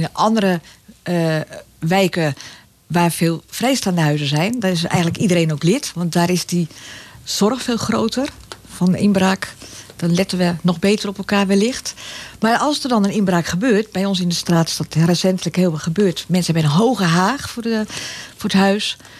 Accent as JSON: {"language": "Dutch", "town": "Egmond-Binnen", "region": "North Holland", "country": "Netherlands", "tie": "born or raised there", "also_born_or_lived": "Zaandam", "moved": "yes", "lives_now": "Laren, Netherlands", "said": "Ik ben geboren in Zandam. Ik ben opgegroeid in Egmond en dan Egmond binnen. Dus daar ligt mijn jeugd"}